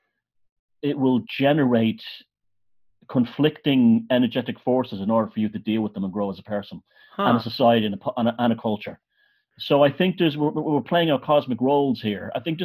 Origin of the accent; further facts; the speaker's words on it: Ireland; I grew up in Ireland